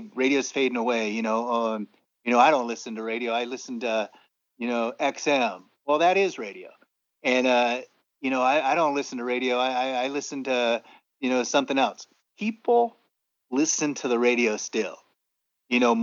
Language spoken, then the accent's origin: English; San Diego, California, United States; we started in San Diego, in my hometown